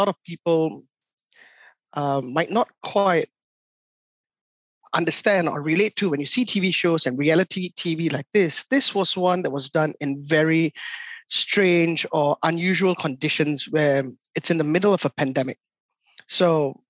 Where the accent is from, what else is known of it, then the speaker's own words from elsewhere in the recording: Singapore; I'm born and raised in Singapore